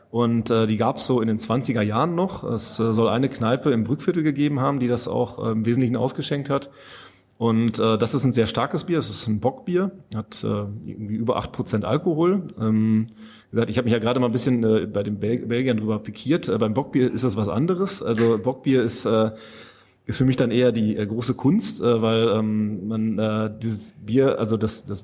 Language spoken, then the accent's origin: German; North Rhine-Westphalia, Germany; ich komme aus Münsterland ursprünglich, da kannte ich das durchaus auch schon mal